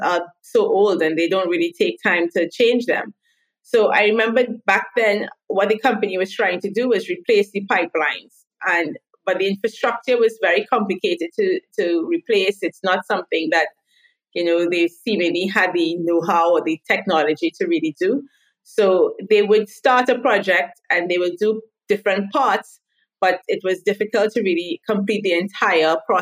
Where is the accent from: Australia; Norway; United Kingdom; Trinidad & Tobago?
Trinidad & Tobago; first language English; moved away as an adult; now in Israel; I am originally from Trinidad and Tobago. It's a small little island in the Caribbean, but I now live in Israel